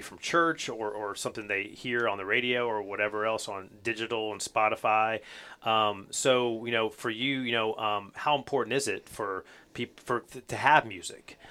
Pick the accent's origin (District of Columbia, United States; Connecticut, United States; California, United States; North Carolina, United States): North Carolina, United States; growing up in North Carolina